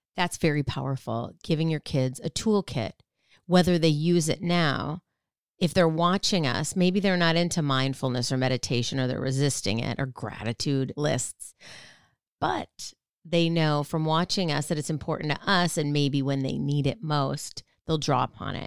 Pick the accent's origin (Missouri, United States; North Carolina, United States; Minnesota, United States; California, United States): Minnesota, United States; I used to ice skate a lot, you know, growing up in Minnesota